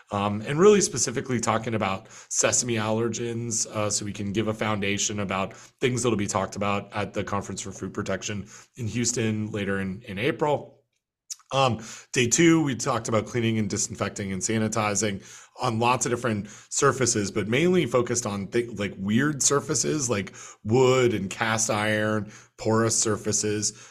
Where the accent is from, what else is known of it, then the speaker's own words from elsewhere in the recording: Canada; as a Canadian